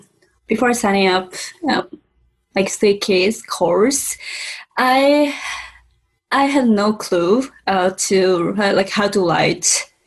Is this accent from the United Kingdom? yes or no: no; Japan; English is a second language; I'm from Japan. And I live in Japan as well right now.